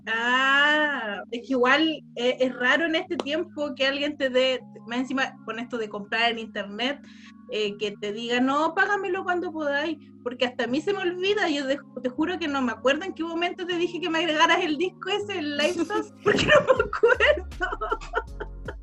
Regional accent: Concepción, Biobío, Chile; yo como soy de Conce

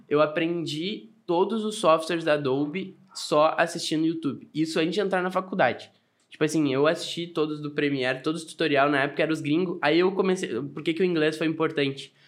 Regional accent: Arroio dos Ratos, Rio Grande do Sul, Brazil; also born or lived in Porto Alegre; Nasci em Porto Alegre e a minha família é de Arroio dos Ratos.

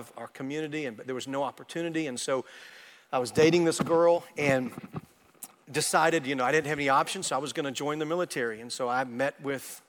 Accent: Arkansas, United States; moved away as an adult; now in Texas, United States; I grew up in Arkansas and I never had intentions to move into Texas

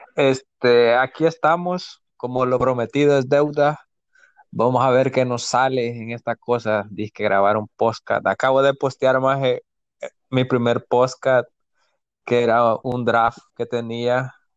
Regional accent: El Salvador; como decimos nosotros los salvadoreños

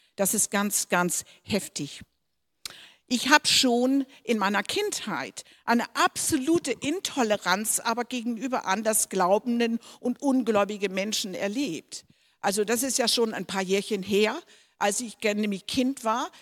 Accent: Denmark; moved away; wo ich, auf, wo ich aufgewachsen bin, hatten Missionare und das war in unserer Heimat aus Dänemark

